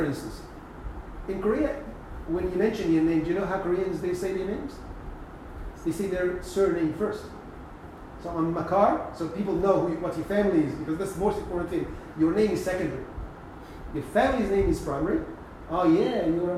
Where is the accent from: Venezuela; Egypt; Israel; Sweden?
Egypt; Upper Egypt; moved away; we had a piece of land in Upper Egypt